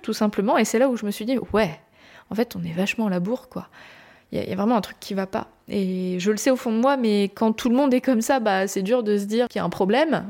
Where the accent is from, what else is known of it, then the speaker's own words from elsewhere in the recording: France; je suis française